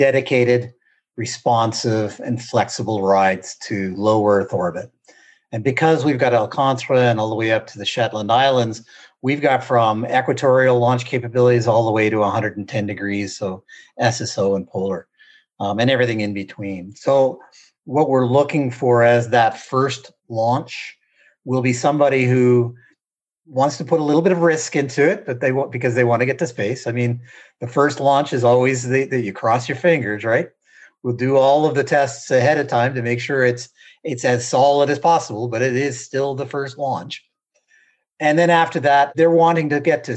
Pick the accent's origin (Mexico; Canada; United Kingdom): Canada